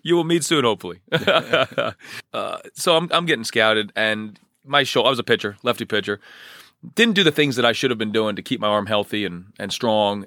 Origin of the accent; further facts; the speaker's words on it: Union County, New Jersey, United States; I grew up in Union County. I'm a lifelong New Jersey resident